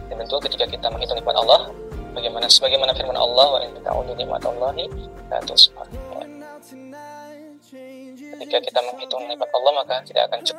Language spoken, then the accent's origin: Indonesian; Depok, West Java, Indonesia; also born or lived in Jakarta; saya lahir di Jakarta kemudian uh, besar di Depok Jawa Barat kurang lebih seperti itu perkenalannya